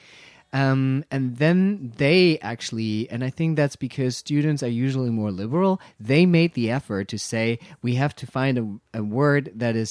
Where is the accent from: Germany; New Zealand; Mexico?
Germany; first language German; English is a second language; German is the only language that I can talk to because it's my mother tongue.